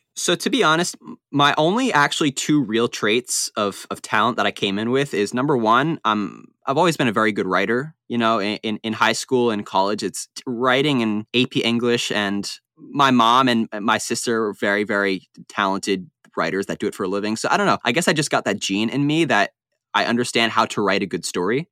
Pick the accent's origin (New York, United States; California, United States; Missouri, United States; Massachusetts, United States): New York, United States; Long Island; I was born, yeah, I was born and raised there my entire life